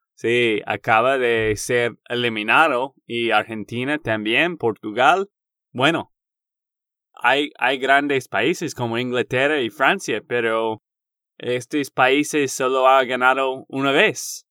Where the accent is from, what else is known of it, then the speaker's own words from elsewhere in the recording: Texas, United States; de Texas, Estados Unidos